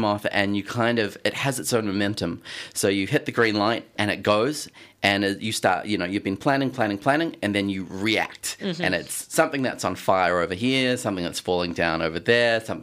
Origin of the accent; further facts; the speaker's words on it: New Zealand; moved away as an adult; now in Melbourne, Australia; I grew up in New Zealand